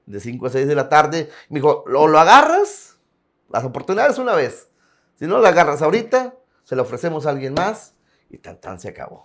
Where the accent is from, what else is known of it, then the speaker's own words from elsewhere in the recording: Tampacán, San Luis Potosí, Mexico; moved away as an adult; also born or lived in Ciudad Acuña; now in Piedras Negras, Mexico; Tampacán, San Luis Potosí de originarios